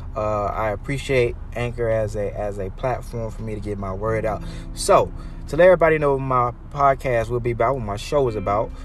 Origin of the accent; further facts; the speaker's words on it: United States; I'm African American